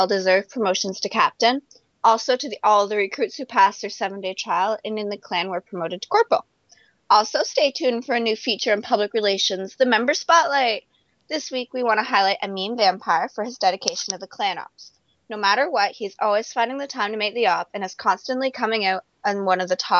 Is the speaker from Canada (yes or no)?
yes; Eastern Canada, Canada; I'm a high school student from Eastern Canada.